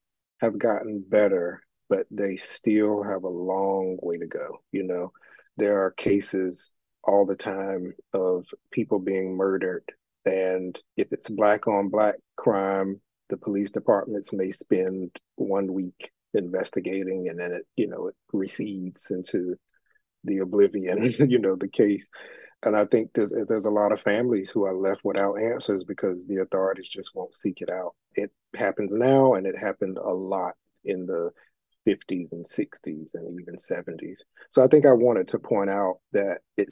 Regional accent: Elizabeth City, North Carolina, United States; my hometown of Elizabeth City, North Carolina

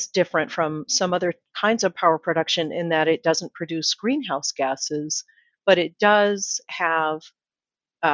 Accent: Utah, United States; now in Phoenix, United States; Utah, my home state, Arizona, I'm in Phoenix

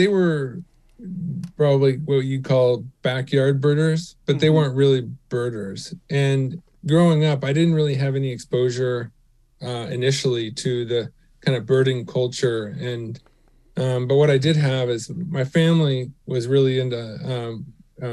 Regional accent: Houston, Texas, United States; growing up in Houston

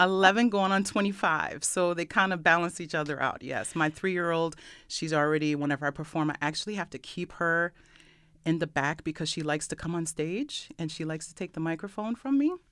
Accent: Brockport, New York, United States; also born or lived in Rochester, New York; I grew up Rockport, New York. Yay, Brock Brook class of ninety-five

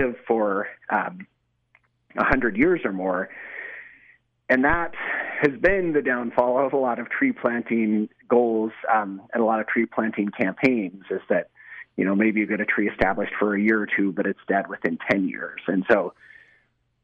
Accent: Colorado, United States; now in Utah, United States; I grew up in Colorado doing a lot of hunting and fishing

